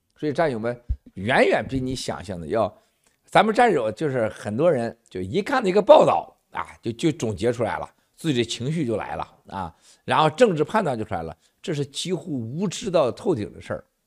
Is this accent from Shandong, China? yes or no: yes; Shandong, China; moved away; 咱们老家呀，山东老家